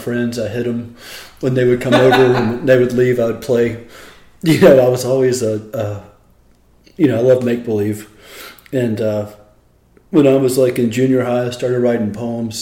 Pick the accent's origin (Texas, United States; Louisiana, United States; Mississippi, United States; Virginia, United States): Mississippi, United States; Hattiesburg; I was born in Hattiesburg and went to Timms Elementary and all the way through to Hattiesburg High